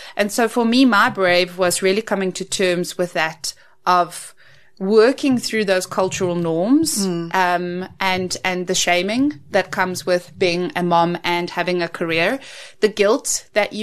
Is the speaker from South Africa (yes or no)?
yes; South Africa; growing up in the Afrikaans culture